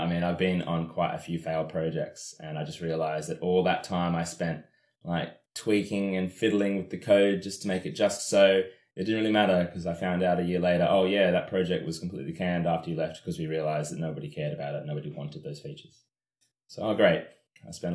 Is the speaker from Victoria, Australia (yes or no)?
no; Canberra, Australian Capital Territory, Australia; moved away as an adult; now in London, United Kingdom; I'm from Australia, from Canberra, Australia.